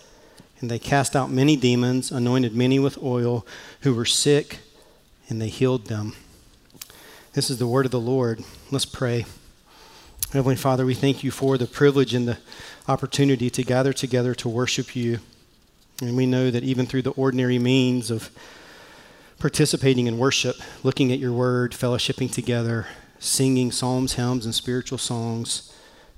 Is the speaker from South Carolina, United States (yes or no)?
yes; Mullins, South Carolina, United States; accent: Southern; moved away; I grew up in the small town of Mullins, South Carolina